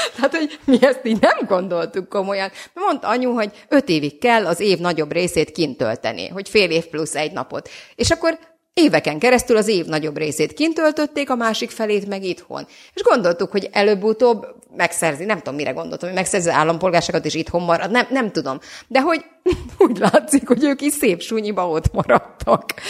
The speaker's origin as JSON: {"language": "Hungarian", "town": "Bonyhád", "region": "Tolna", "country": "Hungary", "tie": "born or raised there", "moved": "yes", "lives_now": "Budapest, Hungary", "said": "Bonyhád és Szexár 15 kilométer volt, és hát egy, egy, met, egy hatalmas metropolisznak tűnt hozzánk képest"}